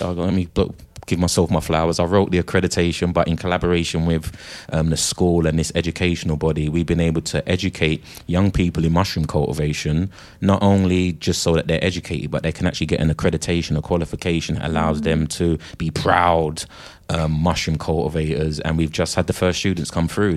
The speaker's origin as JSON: {"language": "English", "country": "United Kingdom", "said": "30,000 of us from the UK"}